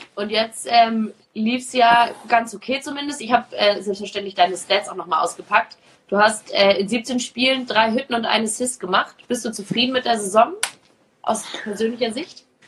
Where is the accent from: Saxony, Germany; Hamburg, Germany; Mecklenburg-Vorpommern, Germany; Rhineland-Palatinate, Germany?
Hamburg, Germany; Ich komme aus Hamburg